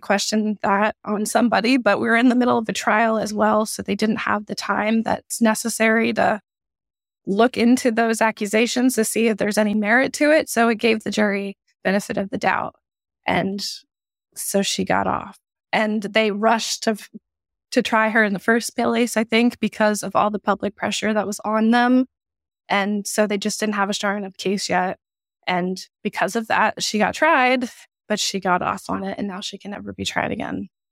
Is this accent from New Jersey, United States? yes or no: no; South Carolina, United States; I am from South Carolina